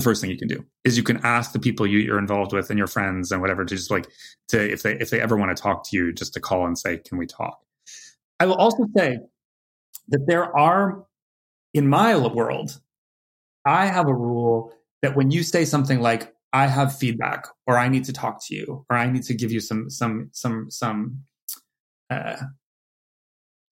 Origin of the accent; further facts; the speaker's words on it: California, United States; moved away as an adult; now in New York, United States; I'm a wuss from California